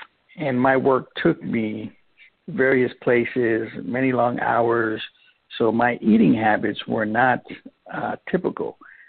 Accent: St. Lucia; now in Vallejo, United States; Well, originally I am from St. Lucia, a little tiny island in the Caribbean. And I migrated to here some time ago via my parents in Daly City, California. And I currently reside in Vallejo, California

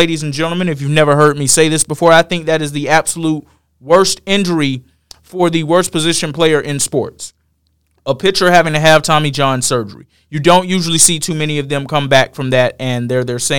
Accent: Georgia, United States; I am from Georgia.

